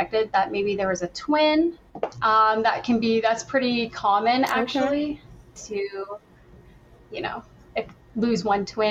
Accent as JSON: {"language": "English", "region": "upstate New York", "country": "United States", "said": "I'm from upstate New York"}